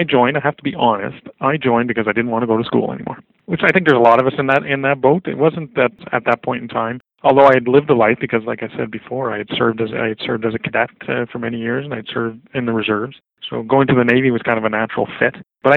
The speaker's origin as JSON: {"language": "English", "town": "Quebec City", "region": "Quebec", "country": "Canada", "moved": "yes", "said": "I'm originally from Quebec City"}